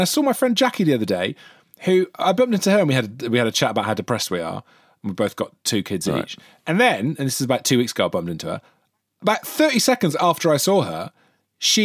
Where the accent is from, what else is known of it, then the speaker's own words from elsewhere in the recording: Wales, United Kingdom; as a Welshman